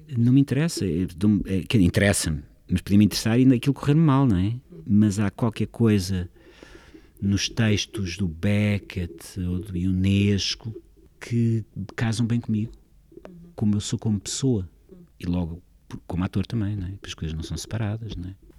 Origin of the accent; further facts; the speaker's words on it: Lisbon, Portugal; Eu sou mesmo lisboeta e é a minha cidade